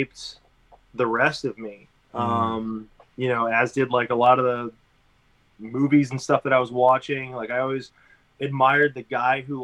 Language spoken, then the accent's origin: English; Connecticut, United States; now in Austin, United States; I grew up in Connecticut